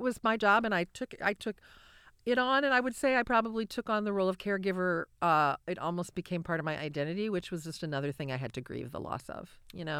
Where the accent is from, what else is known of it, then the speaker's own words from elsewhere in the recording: Cedar Rapids, Iowa, United States; moved away as an adult; also born or lived in Nashville; I grew up in Cedar Rapids, but I lived elsewhere for twenty years.